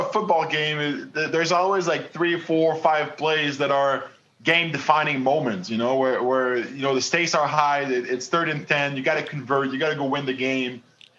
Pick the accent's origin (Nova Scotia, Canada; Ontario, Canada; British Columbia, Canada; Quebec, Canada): Quebec, Canada; Montreal; first language French; English is a second language; I grew up in Quebec and Montreal. My parents, you know, both speak French.